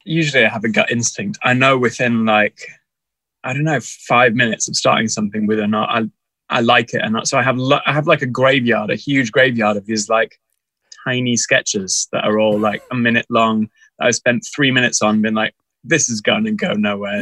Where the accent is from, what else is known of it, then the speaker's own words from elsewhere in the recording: Texas, United States; moved away; I grew up in in Texas in America